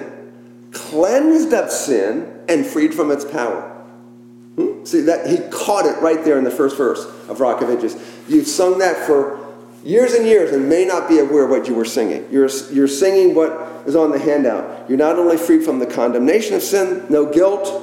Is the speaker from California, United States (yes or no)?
no; McLean, Virginia, United States; the home I grew up in around the Beltway in McLean